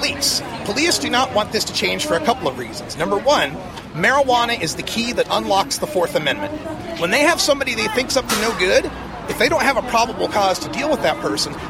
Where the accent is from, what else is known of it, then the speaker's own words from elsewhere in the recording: Portland, Oregon, United States; I'm from Portland, Oregon